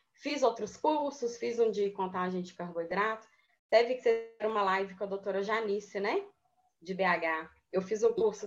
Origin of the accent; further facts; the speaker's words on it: Moema, Minas Gerais, Brazil; moved away as an adult; now in Belo Horizonte, Brazil; de Moema, que é uma cidade bem pequenininha, é de onde eu sou.